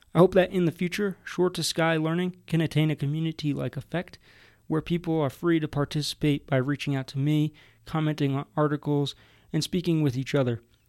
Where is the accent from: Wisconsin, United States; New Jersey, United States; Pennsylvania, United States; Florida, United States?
New Jersey, United States; now in Colorado, United States; Growing up in New Jersey at sea level and going to the shore when I was younger